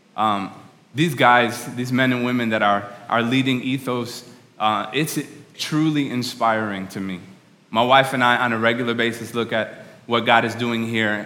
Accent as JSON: {"language": "English", "region": "New York", "country": "United States", "moved": "as an adult", "lives_now": "Nashville, United States", "said": "I'm from New York."}